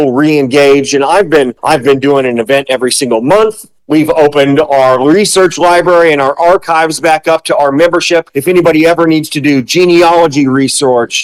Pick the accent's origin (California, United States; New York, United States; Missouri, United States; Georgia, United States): Missouri, United States; Lee's Summit; also born or lived in Kansas City, Missouri; Born and raised in Kansas City, went to high school in Lee Summit, grew up in Lee Summit